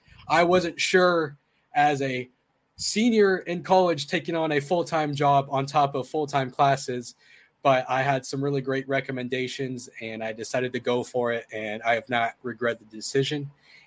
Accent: Tucson, Arizona, United States; I grew up in Tucson, and I graduated from the U of A with a journalism degree in May of 2020

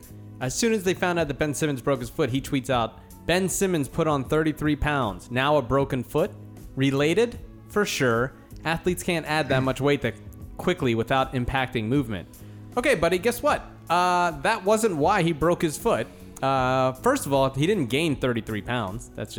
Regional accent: New Zealand; New Zealand. Yeah. We are the perfect country.

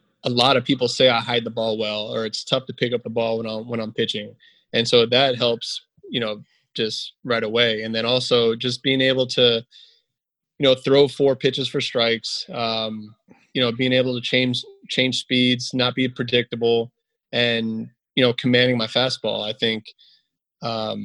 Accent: South Florida, United States; growing up in South Florida

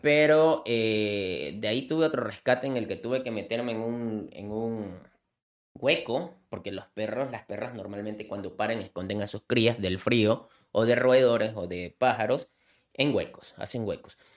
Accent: Manta, Manabí, Ecuador; soy, soy, soy, de Ecuador

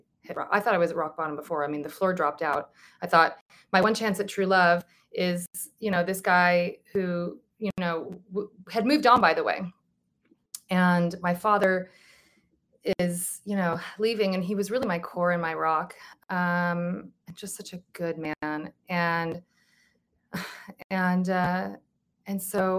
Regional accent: Santa Monica, California, United States; I was born on October 7th, 1974 in Santa Monica

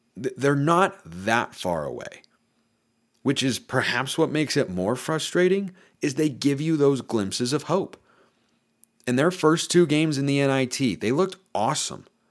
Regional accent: Lake Oswego, Oregon, United States; where I grew up in Lake Oswego

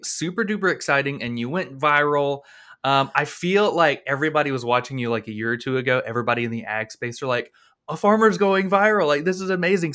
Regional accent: Florida, United States; I'm from Florida

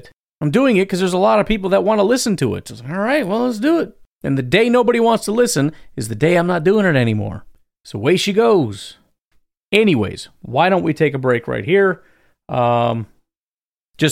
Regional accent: Wisconsin, United States; I'm from Wisconsin

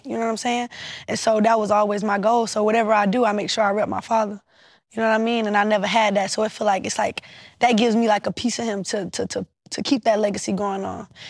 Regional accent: Savannah, Georgia, United States; I'm from Savannah, Georgia. We gonna talk how we wanna talk

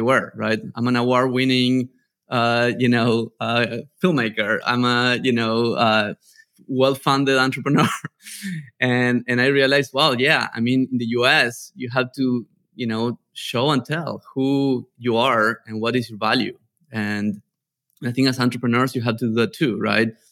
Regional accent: a small town in the north of Argentina, northern Argentina, Argentina; English is a second language; moved away as an adult; also born or lived in Barcelona, Spain / New York, United States; I'm from a small town in the north of Argentina

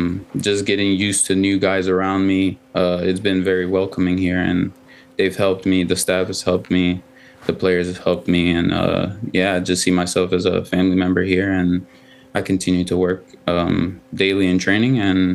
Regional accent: Ghana; first language Twi; English is a second language; also born or lived in Spain; I speak 2. I speak English and my native language, which is Twi in Ghana, and hopefully French soon.

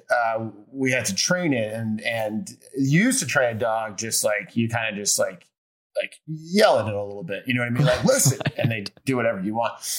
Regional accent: Chicago, Illinois, United States; now in Los Angeles, United States; I'm from Chicago, so right. I have like northern blood

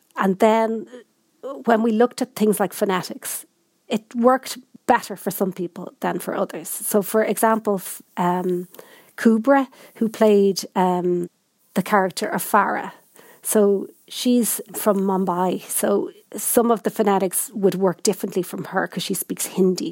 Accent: Ireland; also born or lived in Dublin; I'm, I'm from Ireland and I know Irish

